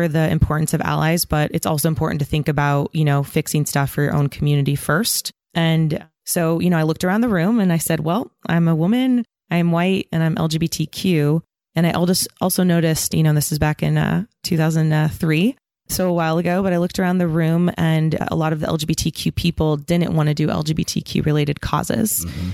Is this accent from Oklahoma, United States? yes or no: no; San Diego, California, United States; also born or lived in Hesperia, California / San Francisco, California; I grew up in San Diego and a place called Hesperia, Inland Empire